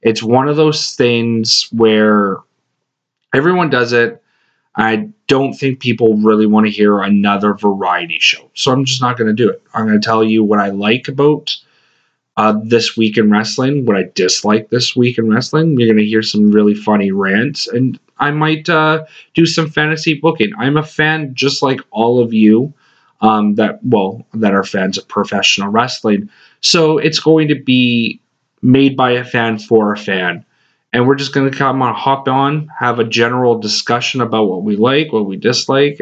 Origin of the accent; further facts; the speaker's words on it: Western Canada, Canada; now in Atlantic Canada, Canada; I grew up in Western Canada